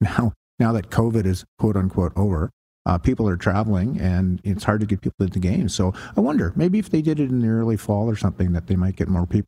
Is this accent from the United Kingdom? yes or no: no; Canada; I'm Canadian.